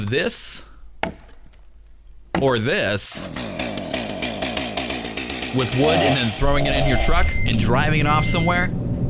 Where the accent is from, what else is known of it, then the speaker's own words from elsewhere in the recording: Michigan, United States; moved away; my home state of Michigan